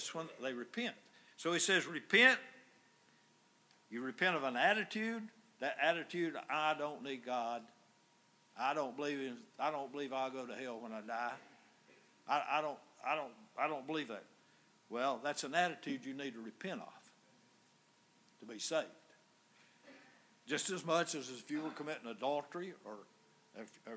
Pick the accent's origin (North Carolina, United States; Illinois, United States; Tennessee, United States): North Carolina, United States; Yancey County; I grew up in the Presbyterian Church over in Yancey County